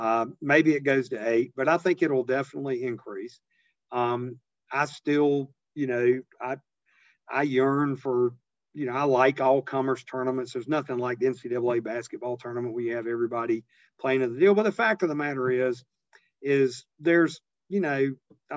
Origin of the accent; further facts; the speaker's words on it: Eastern North Carolina, United States; I grew up very modestly in Eastern North Carolina in a little rural, on the edge of a little rural town